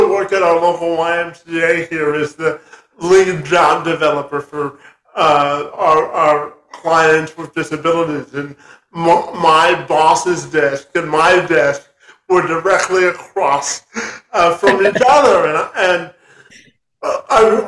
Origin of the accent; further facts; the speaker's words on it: Canada; I'm Canadian